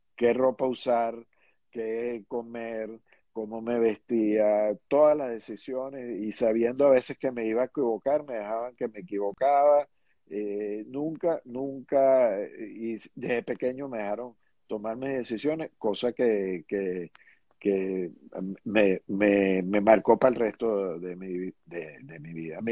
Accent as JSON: {"language": "Spanish", "country": "Venezuela", "tie": "born or raised there", "also_born_or_lived": "New York, United States", "said": "yo, yo me eduqué y crecí en Venezuela."}